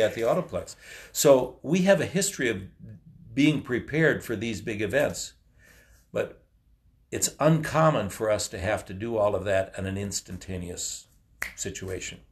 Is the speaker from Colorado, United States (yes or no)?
no; Waconia, Minnesota, United States; also born or lived in Chanhassen, Minnesota; I grew up in, uh, the community of Waconia in western Carver County in the fifties and sixties